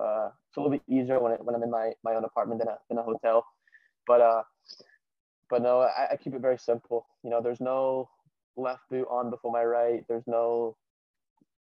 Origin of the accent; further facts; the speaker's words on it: California, United States; also born or lived in Glasgow, Scotland / Harrison, New Jersey; now in New Jersey, United States; I was born in California because my dad moved there for work.